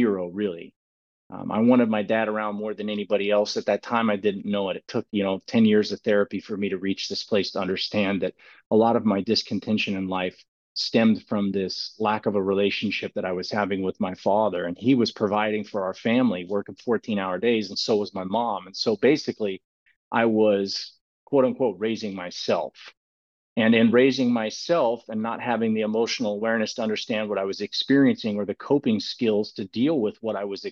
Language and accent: English; Clovis, California, United States; I found out when I was a young kid that I was gifted with sports, and sports was a really big thing in the communities of Clovis